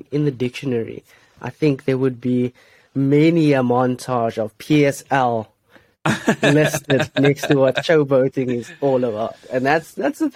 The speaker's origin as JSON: {"language": "English", "country": "South Africa", "said": "as a South African"}